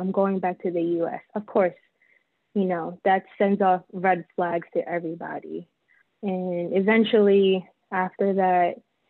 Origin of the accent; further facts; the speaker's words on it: Philippines; now in Texas, United States; I have long hair, I'm Filipino.